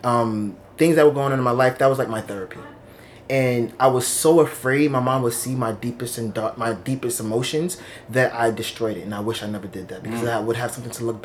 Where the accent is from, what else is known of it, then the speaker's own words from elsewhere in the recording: New York City, New York, United States; also born or lived in East Meadow, Long Island, New York; second grade is when I came to Brooklyn.